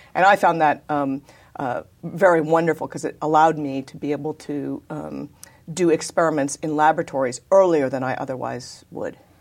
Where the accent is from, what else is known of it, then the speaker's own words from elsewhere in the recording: Davis, California, United States; also born or lived in San Diego, California; I was born in, uh, actually San Diego, California, but I was raised in Davis, California